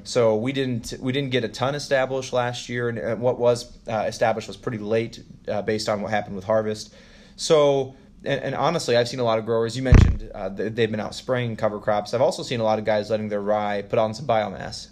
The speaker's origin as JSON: {"language": "English", "region": "Western Iowa", "country": "United States", "tie": "born or raised there", "said": "I grew up in Western Iowa"}